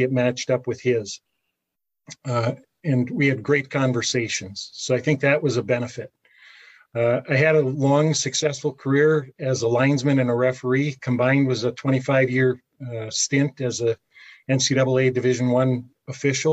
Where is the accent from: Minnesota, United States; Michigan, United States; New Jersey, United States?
Michigan, United States; Calumet; I grew up in Calumet